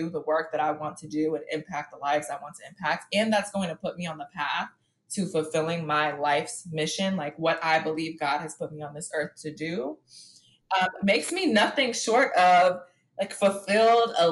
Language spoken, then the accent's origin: English; New York City, New York, United States; I grew up in Harlem and my world was very small where I grew up